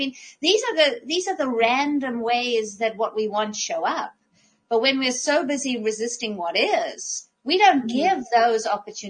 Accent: Minnesota, United States; So I am a Minnesotan.

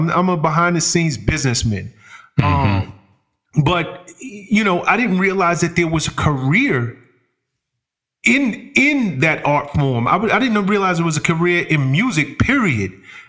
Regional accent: Bronx, New York, United States; hip hop mm-hmm. was it was born and bred in the South Bronx. So I came up in a borough that right. was birthing this new art form.

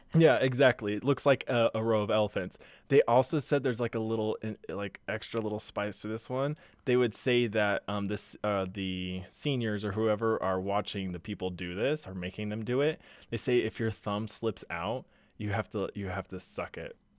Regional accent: Houston, Texas, United States; now in Utah, United States; I'm from Houston.

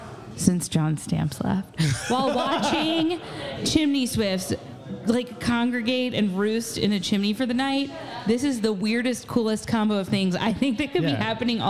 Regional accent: Jasper, Indiana, United States; moved away as an adult; now in Indianapolis, United States; I'm from Jasper.

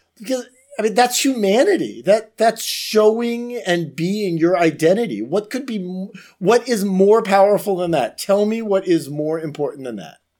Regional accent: Florida, United States; Florida, my home state

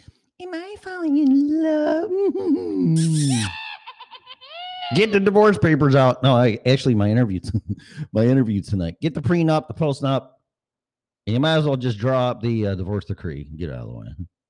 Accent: Chicago, Illinois, United States; accent: Chicago; also born or lived in Colorado; I have my Chicago accent and then my Colorado in the mountains.

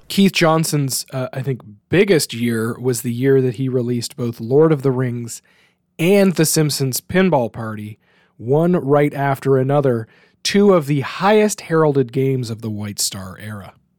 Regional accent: Canada; as a Canadian

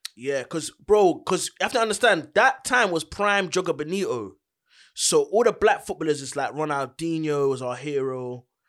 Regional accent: London, United Kingdom; I'm from Charlton, innit? Charlton, Greenwich

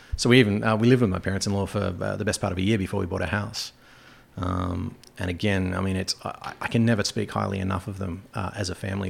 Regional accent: Australia; moved away as an adult; also born or lived in Germany / England; now in North Country, United States; Growing up in Australia

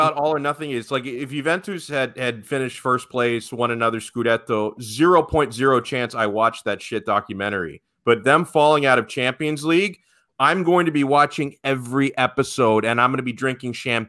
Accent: United States; Dude, I'm American.

